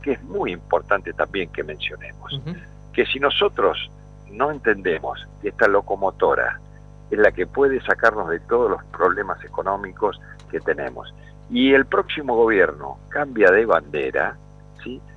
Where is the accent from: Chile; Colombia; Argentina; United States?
Argentina